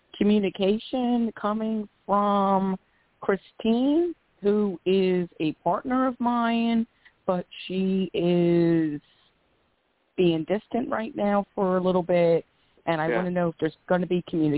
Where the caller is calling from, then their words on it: Philadelphia, Pennsylvania, United States; I am calling from {S0} Tonetta. {S9} Philadelphia, PA.